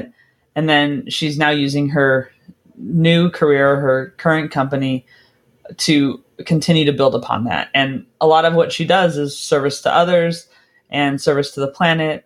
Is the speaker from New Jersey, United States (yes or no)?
no; California, United States; moved away; I'm from California originally